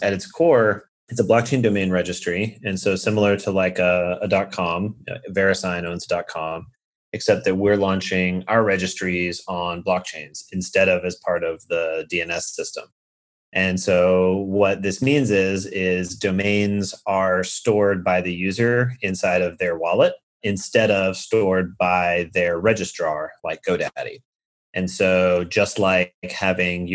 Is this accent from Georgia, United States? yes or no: yes; Atlanta, Georgia, United States; moved away as an adult; now in San Francisco, United States; I am from Atlanta